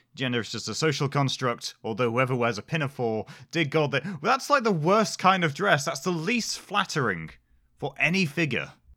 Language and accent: English; United Kingdom; we're British